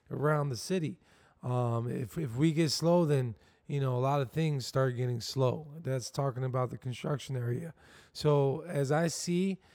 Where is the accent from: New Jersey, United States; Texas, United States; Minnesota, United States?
New Jersey, United States; Camden; born there; I come from a, I was born in Camden, New Jersey, so it was